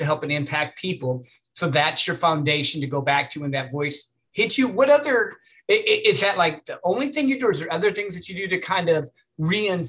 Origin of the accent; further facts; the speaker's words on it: Midwest, United States; I grew up in the Midwest